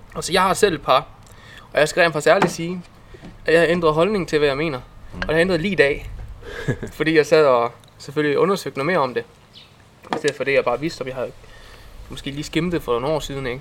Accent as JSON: {"language": "Danish", "town": "Herning", "region": "Central Denmark Region", "country": "Denmark", "tie": "born or raised there", "said": "jeg var fra Herning af her. I hvert fald opvokset her."}